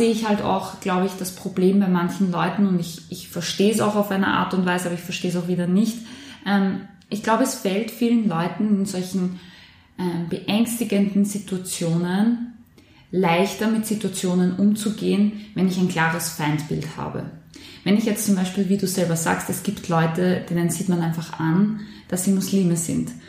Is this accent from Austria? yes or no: yes; Korneuburg, Lower Austria, Austria; Und bei mir in meiner Heimatstadt in Korneuburg ist ja leider auch dieser junge Mann erschossen worden.